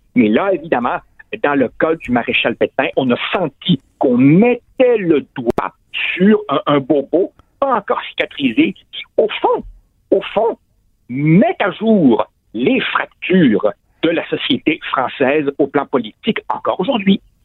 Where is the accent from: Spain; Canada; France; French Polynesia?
Canada; Quebec; chez nous, au Québec, au Canada, en Amérique du Nord